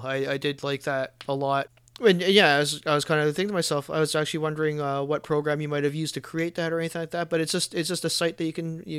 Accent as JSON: {"language": "English", "country": "Canada", "said": "I as a Canadian, I learned just the very basics."}